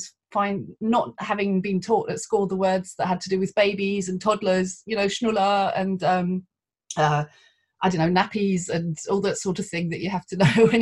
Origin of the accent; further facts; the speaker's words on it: London, United Kingdom; first language English; moved away as an adult; now in Germany; English is my native language. And I originally come from London. And then about 24 years ago, I moved to Germany and I've been here ever since